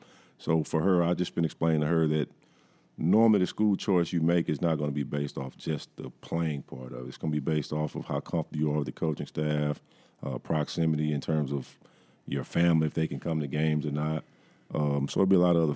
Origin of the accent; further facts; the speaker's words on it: Ruston, Louisiana, United States; moved away; I grew up in Ruston where Louisiana Tech is